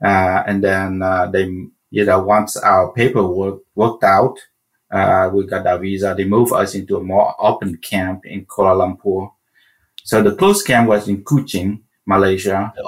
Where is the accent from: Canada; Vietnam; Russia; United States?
Vietnam; Central Vietnam; I was born in Vietnam, as my name suggests, during the Vietnam War.